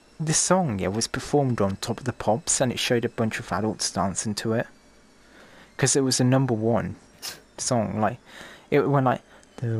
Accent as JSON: {"language": "English", "region": "England", "country": "United Kingdom", "said": "I come from England"}